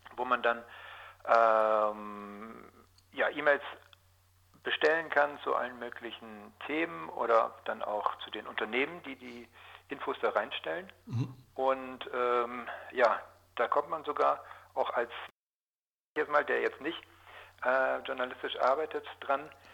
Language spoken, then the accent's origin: German; Georgsmarienhütte, Lower Saxony, Germany; Geboren wurde ich in Georgsmarienhütte